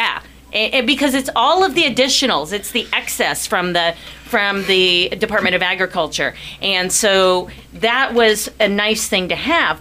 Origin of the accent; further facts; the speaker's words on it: Columbus, Ohio, United States; moved away as an adult; also born or lived in Panama; I grew up in Columbus, Ohio